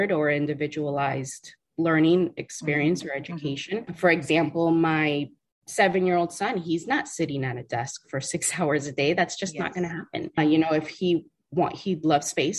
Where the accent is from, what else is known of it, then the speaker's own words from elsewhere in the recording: South Florida, United States; South Florida